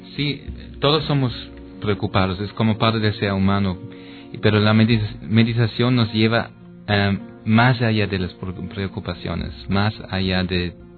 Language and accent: Spanish; East Germany, Germany; Spanish is a second language; moved away; also born or lived in Berlin, Germany; yo soy de Alemania y de México